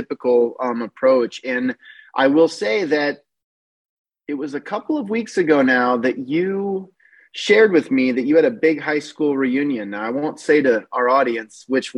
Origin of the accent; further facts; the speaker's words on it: Northeast Iowa, United States; the farm I grew up on in Northeast Iowa